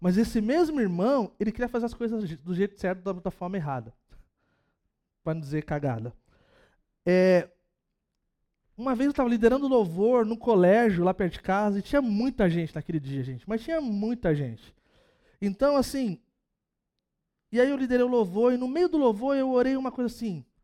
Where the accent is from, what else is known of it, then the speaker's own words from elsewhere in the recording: São Vicente, São Paulo, Brazil; Gente, sou de São Vicente, cara, 013.